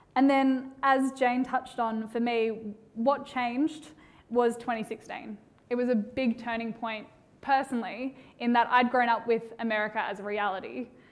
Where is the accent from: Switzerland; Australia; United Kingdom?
Australia; accent: Australian; I'm an Australian